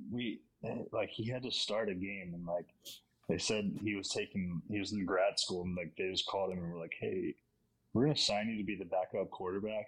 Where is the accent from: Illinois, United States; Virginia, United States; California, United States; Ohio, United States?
Virginia, United States; I'm from Virginia, so Virginia Tech.